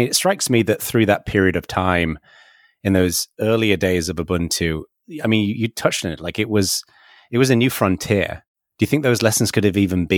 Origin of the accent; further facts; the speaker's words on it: the north of England, United Kingdom; I was born and raised in Northern England